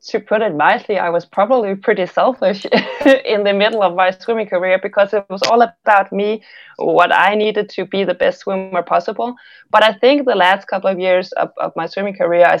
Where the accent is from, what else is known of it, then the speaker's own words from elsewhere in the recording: Denmark; I'm from a very small town here in Denmark